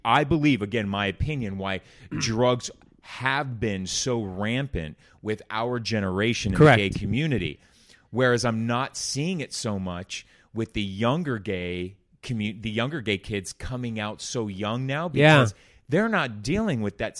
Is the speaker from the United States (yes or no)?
yes; Orange County, California, United States; I felt that my parents were embarrassed for how the community that I grew up in Orange County